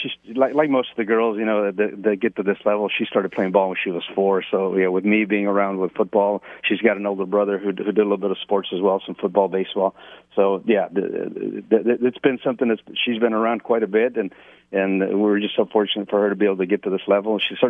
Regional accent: United States; Growing up here in the States since I was 8 years old

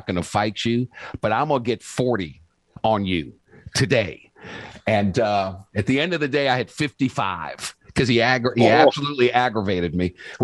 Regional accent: New Orleans, Louisiana, United States; I was like a sophomore in high school, and I'm from New Orleans

